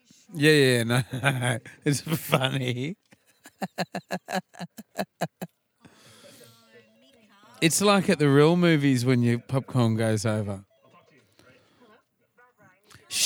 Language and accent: English; Australia; being Australian